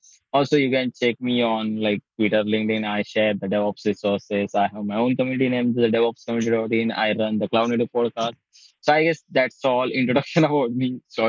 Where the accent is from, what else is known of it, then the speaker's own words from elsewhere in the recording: India; I'm from India.